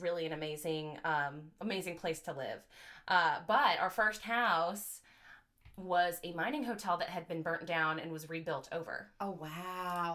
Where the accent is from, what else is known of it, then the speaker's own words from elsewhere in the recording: Grass Valley, California, United States; moved away as an adult; now in Louisville, United States; I was born and raised in Grass Valley, California.